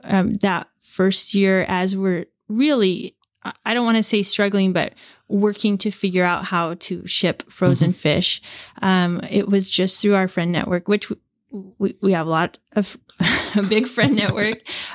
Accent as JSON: {"language": "English", "town": "Seattle", "region": "Washington", "country": "United States", "tie": "born or raised there", "said": "Well, Rich and I grew up in the Seattle area in mm-hmm. Puget Sound."}